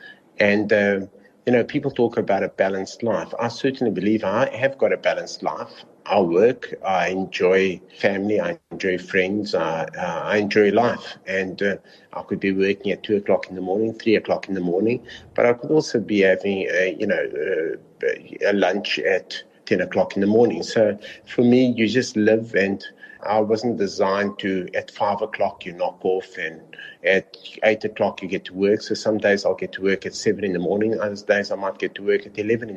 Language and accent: English; South Africa; I am South African